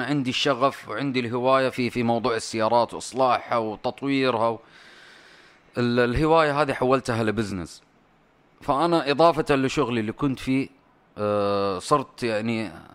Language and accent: Arabic; Saudi Arabia; كاداره سعوديه